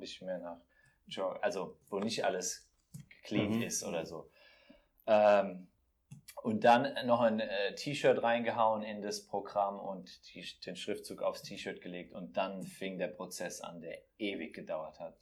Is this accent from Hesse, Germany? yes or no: yes; Bensheim, Hesse, Germany; moved away; also born or lived in Frankfurt; ich komme aus Bensheim, kennt man ah. da zwischen Darmstadt und Mannheim